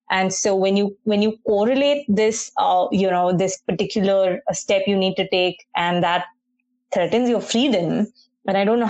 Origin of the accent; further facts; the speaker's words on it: Mumbai, Maharashtra, India; now in Toronto, Canada; I grew up in Bombay, so very pedestrian-friendly